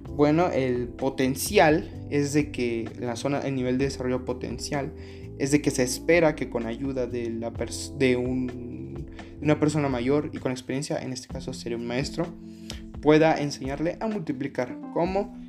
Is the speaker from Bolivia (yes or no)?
no; Mexico; uno como mexicano